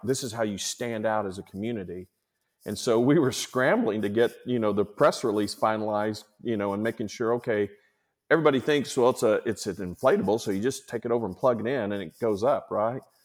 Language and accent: English; Chickasha, Oklahoma, United States; born or raised there; moved away as an adult